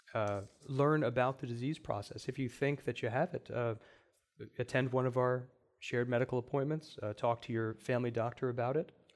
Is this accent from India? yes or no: yes; India; now in Cleveland, United States; as an Indian